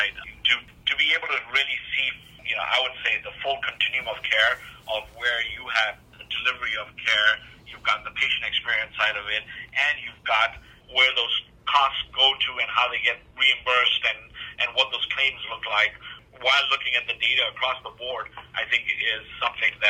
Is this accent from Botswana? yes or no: yes; Botswana; moved away; also born or lived in East Africa / United Kingdom / Australia / Malaysia; I grew up in Southern Africa. You know, I, I was born in East Africa, grew up in Southern Africa, in Botswana. I, went to college in, you know, through Middlesex University in the UK. I've, you know, lived in Australia, Malaysia, Singapore